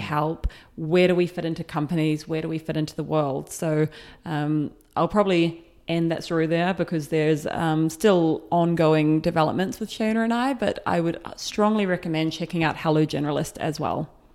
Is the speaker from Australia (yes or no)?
no; New Zealand; moved away as an adult; I am from New Zealand. I left when I was twenty.